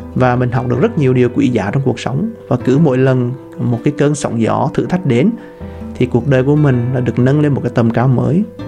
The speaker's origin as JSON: {"language": "Vietnamese", "country": "Vietnam", "said": "người Việt Nam mình dân tộc Việt Nam chúng ta"}